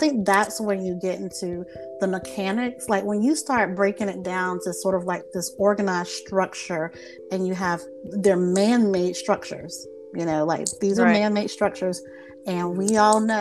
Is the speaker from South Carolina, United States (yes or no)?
yes; South Carolina, United States; I'm Southern. I'm from South Carolina